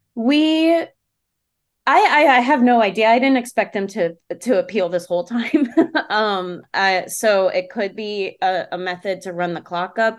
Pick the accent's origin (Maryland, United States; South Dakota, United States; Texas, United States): Maryland, United States; now in Pittsburgh, United States; I'm from Maryland